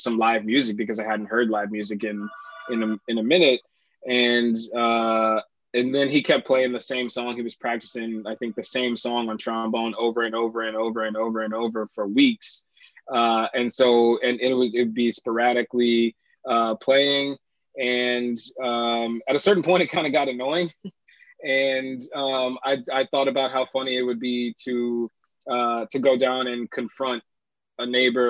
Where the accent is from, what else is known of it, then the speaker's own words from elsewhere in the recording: Baton Rouge, Louisiana, United States; also born or lived in Lafayette, Louisiana; I'm originally from Baton Rouge, Louisiana. I was born in Lafayette and moved to Baton Rouge with our family at a young age